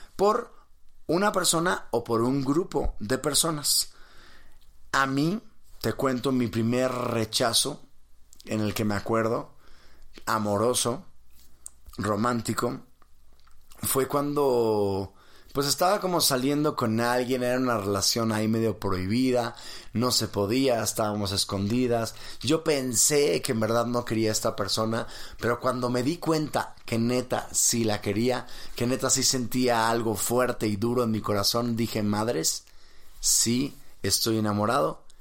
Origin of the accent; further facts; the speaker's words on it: Mexico; estoy en México, soy mexicano